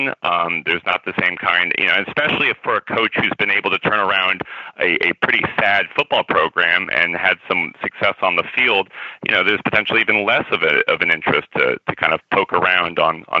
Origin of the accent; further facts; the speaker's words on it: Albuquerque, New Mexico, United States; moved away; I went back to the team I rooted for as a kid growing up, and my hometown team